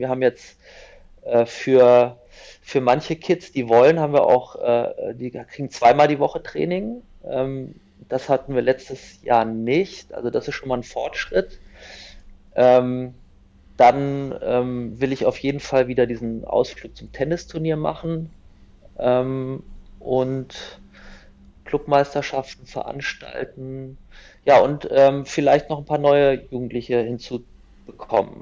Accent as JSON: {"language": "German", "town": "Kassel", "region": "Hesse", "country": "Germany", "said": "ich komme aus Nordhessen, aus Kassel"}